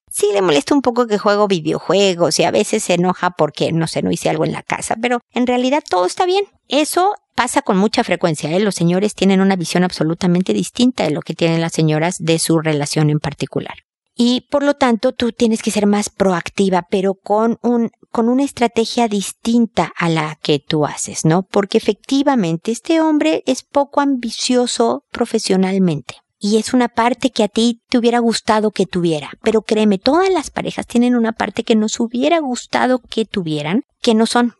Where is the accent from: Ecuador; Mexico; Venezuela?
Mexico; moved away as an adult; also born or lived in United States; now in Chile; yo soy mexicana, vivo en Chile, antes viví también en Estados Unidos